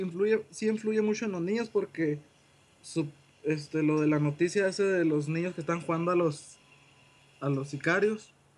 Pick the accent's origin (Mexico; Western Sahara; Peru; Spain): Mexico; yo, pienso ya como mexicano